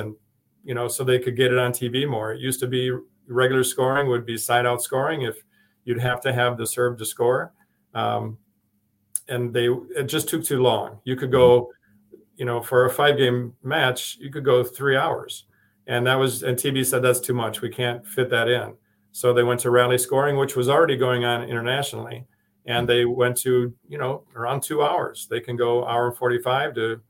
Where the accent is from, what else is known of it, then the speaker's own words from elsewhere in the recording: Madison, Wisconsin, United States; moved away; also born or lived in Chicago area / Illinois; I was from Madison